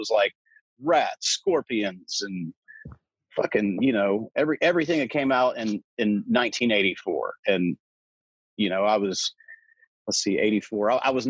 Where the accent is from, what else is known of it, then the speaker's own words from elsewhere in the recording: Smyrna, Tennessee, United States; it was about a half an hour out of Nashville.